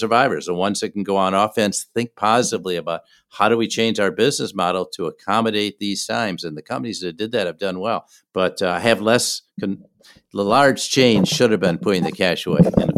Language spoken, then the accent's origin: English; Minneapolis, Minnesota, United States; In Minneapolis, my hometown, we had the killing of George Floyd by police officers.